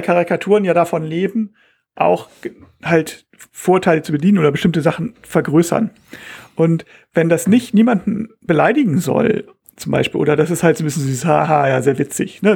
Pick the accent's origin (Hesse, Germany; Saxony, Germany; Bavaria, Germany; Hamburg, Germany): Hamburg, Germany; also born or lived in Bangkok; als Hamburger